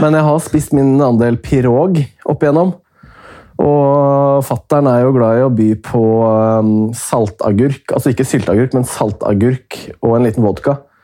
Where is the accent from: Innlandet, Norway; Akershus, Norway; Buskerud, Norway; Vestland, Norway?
Buskerud, Norway; Hemsedal; Jeg er jo fra Hemsedal